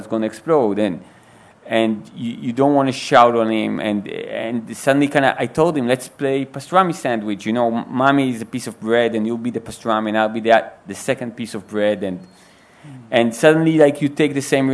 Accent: Israel; English is a second language; I was born in Israel and I was raised in Israel, but my parents immigrated.

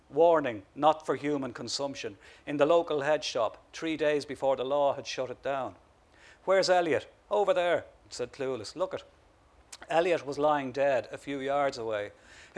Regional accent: Ireland; when I'm at home, I'm not aware of the fact that I'm Irish.

